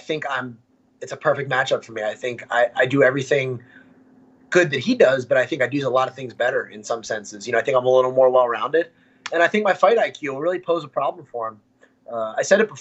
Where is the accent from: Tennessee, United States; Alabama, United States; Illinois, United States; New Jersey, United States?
New Jersey, United States; also born or lived in Myrtle Beach, South Carolina; now in North Carolina, United States; New Jersey, where I'm from, and where I live now in North Carolina.